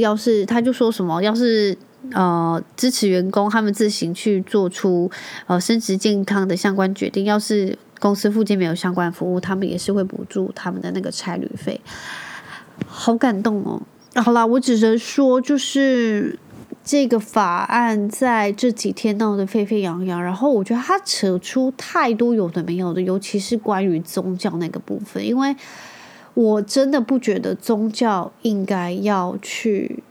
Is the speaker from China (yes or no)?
no; Taiwan; 我从小就在台湾长大